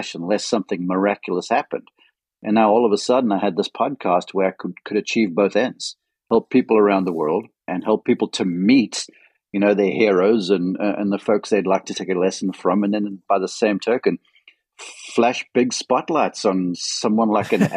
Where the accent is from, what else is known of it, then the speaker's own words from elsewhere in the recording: Western Cape, South Africa; moved away as an adult; also born or lived in United States; as a young man growing up in South Africa